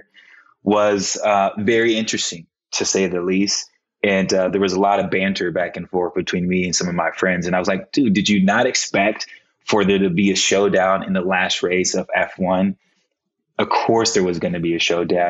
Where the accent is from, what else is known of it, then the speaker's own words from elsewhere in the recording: Cleveland, Ohio, United States; moved away as an adult; also born or lived in New York; when I moved back home to Cleveland from New York, I was in New York for 7.5 years, moved back home in September of 2020